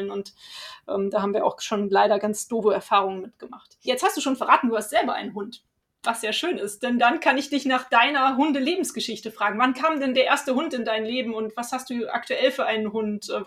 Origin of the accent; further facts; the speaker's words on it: Cologne, North Rhine-Westphalia, Germany; ich komme ja aus Köln